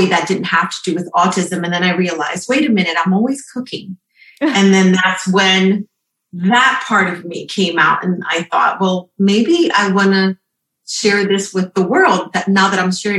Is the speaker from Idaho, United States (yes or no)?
no; New York, United States; I'm from New York.